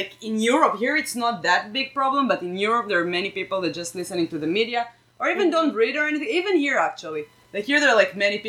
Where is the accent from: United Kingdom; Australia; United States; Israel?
Israel; Why do you hate Israel? I'm from Israel.